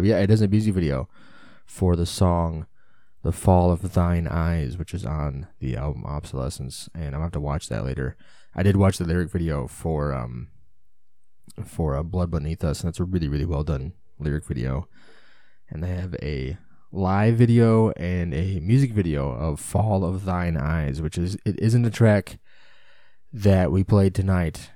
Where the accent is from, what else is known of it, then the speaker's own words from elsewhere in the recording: United States; being an American